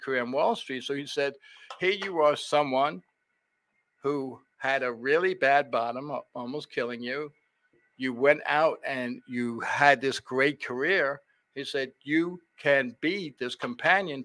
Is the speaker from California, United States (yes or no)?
no; New York City, New York, United States; moved away as an adult; also born or lived in San Diego / Leesburg / West Virginia; now in Richmond, United States; I grew up in New York City, went to this great high school called Stuyvesant